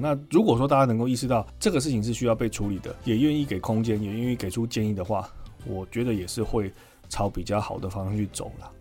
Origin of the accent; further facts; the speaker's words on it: Taiwan; 我们台湾人能够承受吗